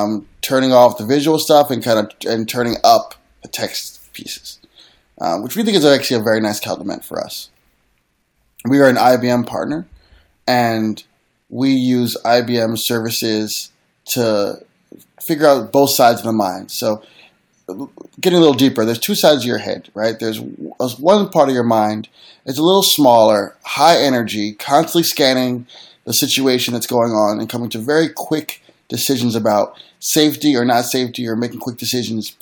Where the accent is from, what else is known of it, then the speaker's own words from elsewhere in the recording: Philadelphia, Pennsylvania, United States; I'm from Philly